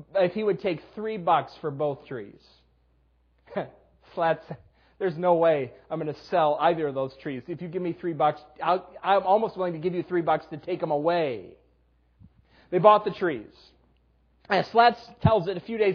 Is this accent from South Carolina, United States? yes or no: no; Western New York, United States; moved away as an adult; also born or lived in Dallas; We grew up in Western New York